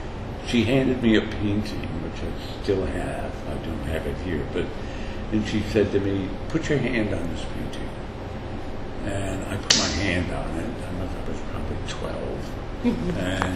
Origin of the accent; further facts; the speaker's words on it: Jamestown, New York, United States; now in New York, United States; went back to Jamestown, which is my hometown